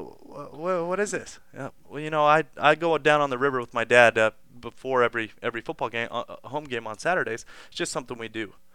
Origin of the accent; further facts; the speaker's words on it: Las Vegas, Nevada, United States; growing up in Las Vegas my whole life